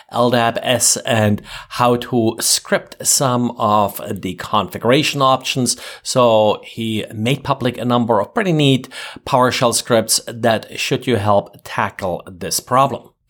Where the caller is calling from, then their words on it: Jacksonville, Florida, United States; I'm recording from Jacksonville, Florida.